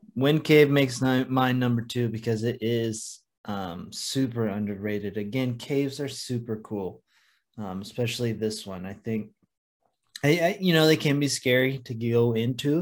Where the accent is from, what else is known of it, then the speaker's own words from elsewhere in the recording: Oregon coast, United States; it is another one from my hometown area